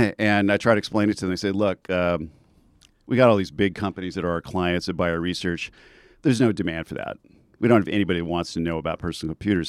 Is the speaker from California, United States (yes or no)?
yes; Southern California, United States; also born or lived in Bay Area / Silicon Valley; now in Santa Barbara, United States; I'm originally from Southern California